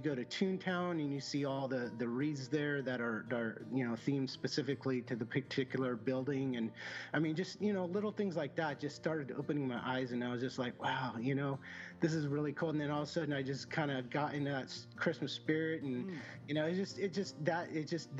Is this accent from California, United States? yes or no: yes; Southern California, United States; I grew up in Southern California.